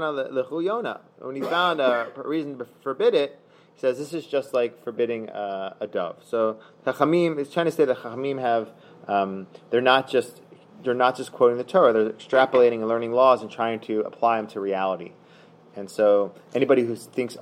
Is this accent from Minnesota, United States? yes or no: no; Philadelphia, Pennsylvania, United States; I'm from Philadelphia